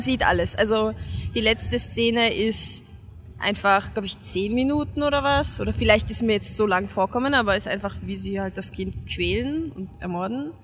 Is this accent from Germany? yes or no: no; Hungary; now in Vienna, Austria; ich als Ungarin